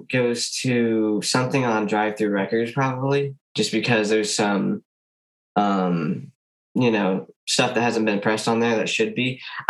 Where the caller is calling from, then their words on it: Fort Wayne, Indiana, United States; Indiana, Fort Wayne.